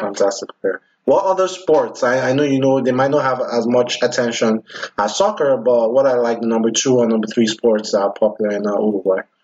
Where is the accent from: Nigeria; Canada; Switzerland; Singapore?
Nigeria; now in United States; I'm Nigerian